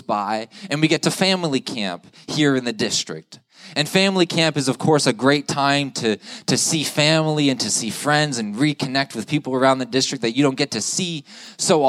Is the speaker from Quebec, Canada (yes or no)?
no; Ottawa, Ontario, Canada; moved away as an adult; now in Stockholm, Sweden; I'm just from Ottawa, Ontario, 5 hours up the road